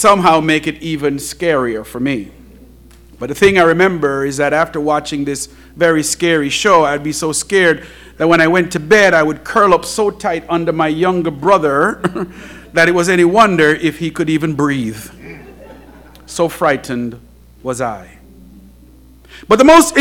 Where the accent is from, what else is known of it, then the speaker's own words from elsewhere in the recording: Jamaica; when I was a young boy growing up in Jamaica